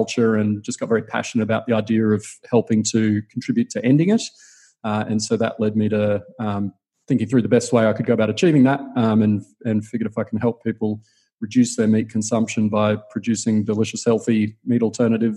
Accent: Queensland, Australia; I grew up in Queensland, eating a lot of meat as Queenslanders

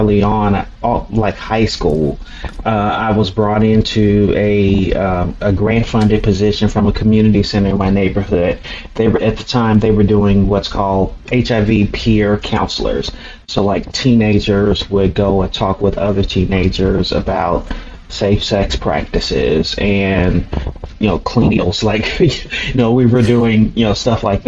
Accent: Chicago, Illinois, United States; growing up in Chicago, especially during the 80s and 90s

